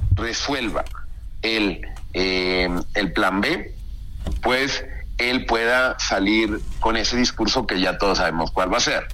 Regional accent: Mexico; como mexicano

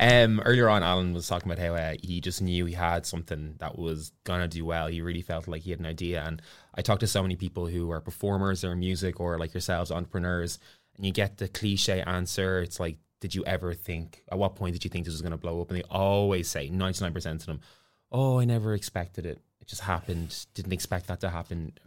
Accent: Ireland; accent: Irish; I'm Irish

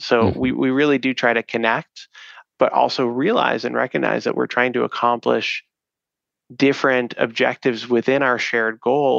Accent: East Coast, United States; now in Chicago, United States; I'm from the East Coast, so I joke that it's the Midwestern values here. We're based in Chicago, so in the Chicago area.

